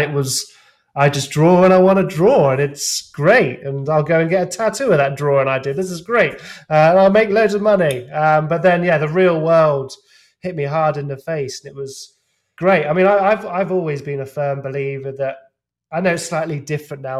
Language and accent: English; England, United Kingdom; being an English lout